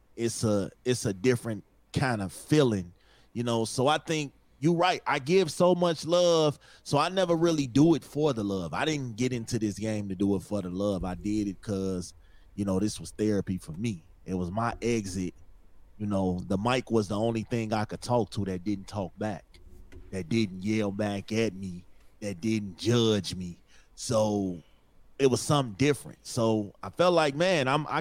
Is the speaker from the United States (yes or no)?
yes; Chicago, Illinois, United States; I'm from Chicago